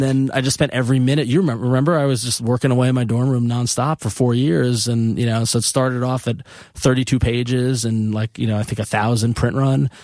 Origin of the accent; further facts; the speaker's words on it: Long Island, New York, United States; moved away as an adult; also born or lived in Ithaca / San Francisco; I grew up on Long Island